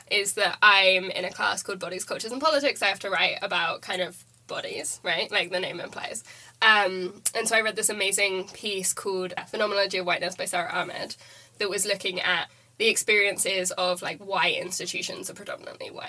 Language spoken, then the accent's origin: English; Germany; English is a second language; now in United Kingdom; I grew up in Germany